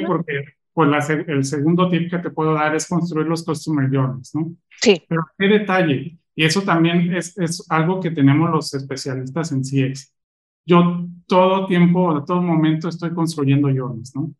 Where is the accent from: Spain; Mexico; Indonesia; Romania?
Mexico; Mexico City; moved away as an adult; now in Monterrey, Mexico; Yo soy chilango. Ok. Este, actualmente estoy en Monterrey